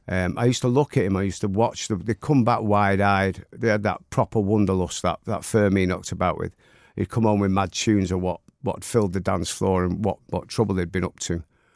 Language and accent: English; Manchester, North West England, United Kingdom; born or raised there